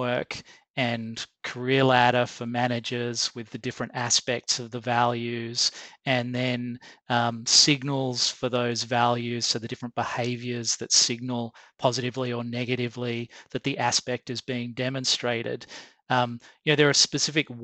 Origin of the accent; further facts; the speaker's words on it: Australia; I'm Australian